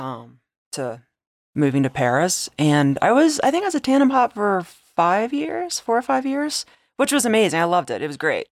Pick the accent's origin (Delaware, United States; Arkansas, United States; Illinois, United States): Delaware, United States; moved away; I grew up in Delaware